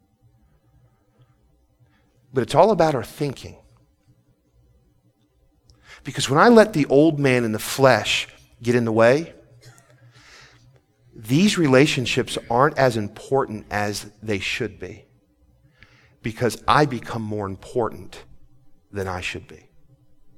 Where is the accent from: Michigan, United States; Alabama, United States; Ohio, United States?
Michigan, United States; Port Huron; moved away; I grew up, I was born in Port Huron, Michigan, and lived there a few years.